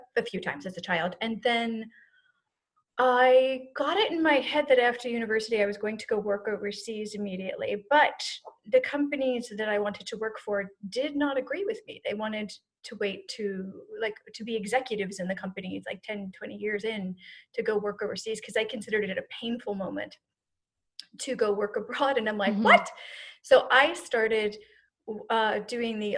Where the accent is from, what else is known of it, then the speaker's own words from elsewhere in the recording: United States; they raised us to be as American as possible